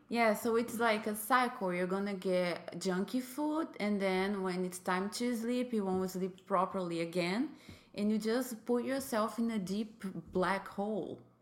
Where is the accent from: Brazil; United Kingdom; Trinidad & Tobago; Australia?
Brazil; English is a second language; moved away as an adult; now in United States; I am from Brazil. I came to the United States four years ago.